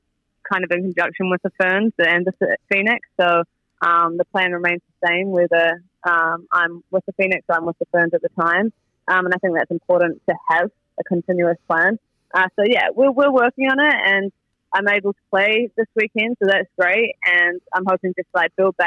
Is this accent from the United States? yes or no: no; New Zealand; moved away as an adult; it's nice to be back in my hometown where I grew up